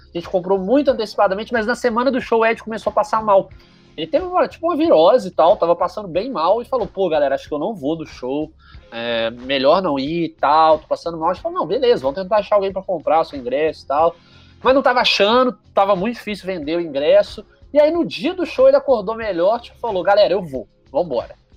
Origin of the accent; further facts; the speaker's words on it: Juiz de Fora, Minas Gerais, Brazil; eu sou de Juiz de Fora